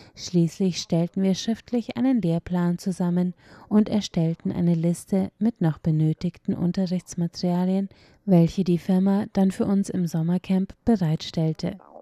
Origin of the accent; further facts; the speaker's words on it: Taichung, Taiwan; now in Hualien, Taiwan; Ursprünglich stamme ich aus Taichung und meine Universität befindet sich in Hualien